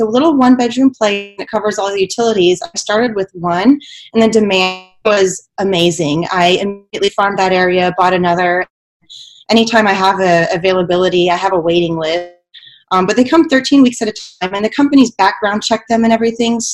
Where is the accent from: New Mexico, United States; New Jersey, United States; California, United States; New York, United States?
New Mexico, United States; now in Houston, United States; I come from New Mexico, and the population of New Mexico is around 2 million, which is about the population of Houston.